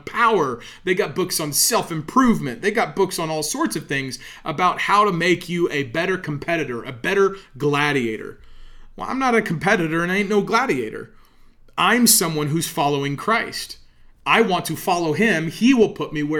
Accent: United States; I'm an American

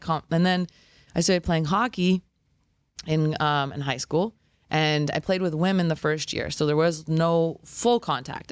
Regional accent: Los Angeles, California, United States; moved away as an adult; also born or lived in Albuquerque / Maui; now in Boca Raton, United States; I'm from Los Angeles, so anytime I moved away, I moved to, um, Albuquerque

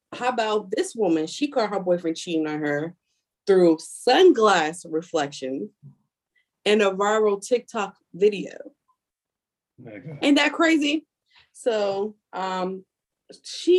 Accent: Philadelphia, Pennsylvania, United States; moved away; also born or lived in Washington DC area (Maryland); I'm from Philly

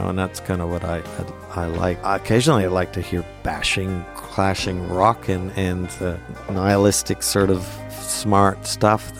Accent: Montreal, Quebec, Canada; moved away as an adult; now in Australia; someone I grew up with in Montreal

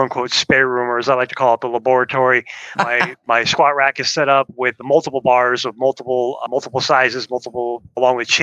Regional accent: Chicago, Illinois, United States; moved away as an adult; now in Birmingham, United States; Originally from Chicago, moved down to Birmingham, Alabama in February of 2020

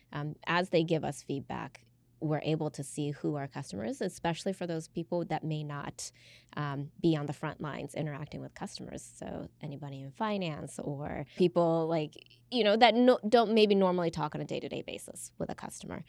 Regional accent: United States; growing up in America

